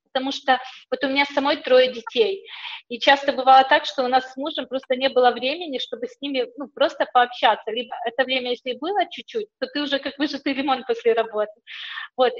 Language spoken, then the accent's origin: Russian; Ukraine; moved away as an adult; also born or lived in England; я сама из Украины